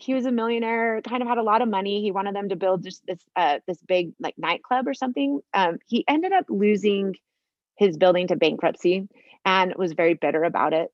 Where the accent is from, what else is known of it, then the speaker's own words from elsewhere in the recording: Sandy, Utah, United States; I grew up in Sandy, Utah. I lived there my whole life